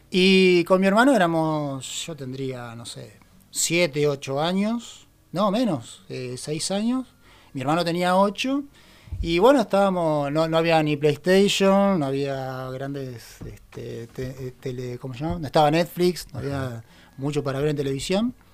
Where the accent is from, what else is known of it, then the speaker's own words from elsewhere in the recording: Merlo, Buenos Aires Province, Argentina; also born or lived in Ituzaingó / Castelar; Nací en Buenos Aires. Eh, bien. en la ciudad de eh, Merlo. Después me mudé a Ituzaingó. Eh, y después ya me mudé a Castelar y ahí quedé